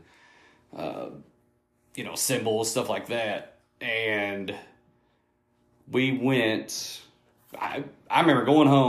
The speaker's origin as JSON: {"language": "English", "region": "Northern Kentucky", "country": "United States", "said": "I'm from Northern Kentucky"}